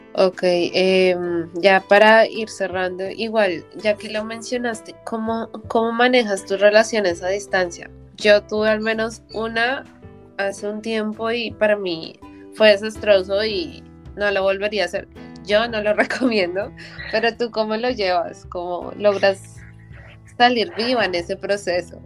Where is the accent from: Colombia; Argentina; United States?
Colombia; moved away as an adult; mi primera vez que salí, o sea, de Colombia de verdad